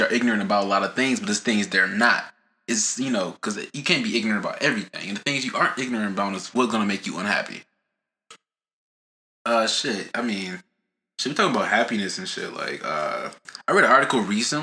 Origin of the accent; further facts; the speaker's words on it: United States; as an American